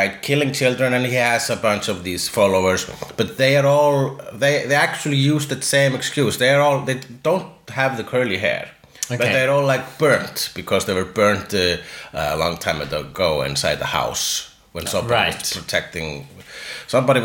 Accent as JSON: {"language": "English", "country": "Iceland", "said": "I am Icelandic"}